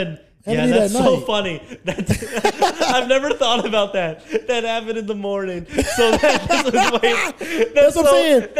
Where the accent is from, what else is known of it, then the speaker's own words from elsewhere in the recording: New York, United States; I'm from New York.